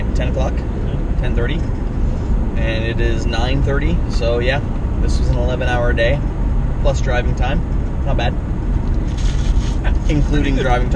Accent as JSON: {"language": "English", "country": "Canada", "said": "We're Canadian filmmakers"}